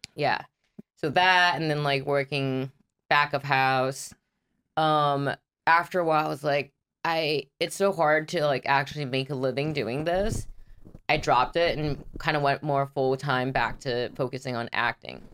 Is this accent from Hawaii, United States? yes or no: yes; Big Island, Hawaii, United States; moved away as an adult; now in Los Angeles, United States; I'm from a big island